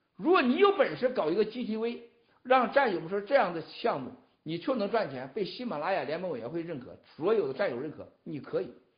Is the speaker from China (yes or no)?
yes; China; 我们中国人是啥样？